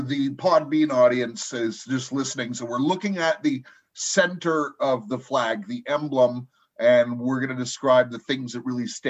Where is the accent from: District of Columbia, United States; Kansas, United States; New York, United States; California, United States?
California, United States; Los Angeles; moved away; honestly was Los Angeles. That's my hometown, and I'm far from there now.